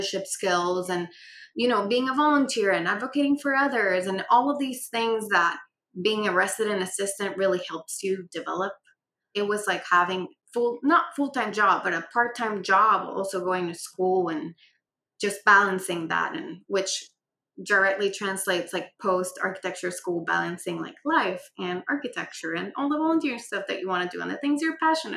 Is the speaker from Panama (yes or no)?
yes; Panama; moved away as an adult; now in United States; I'm originally from Panama, born and raised. I moved to the United States in 2013 for school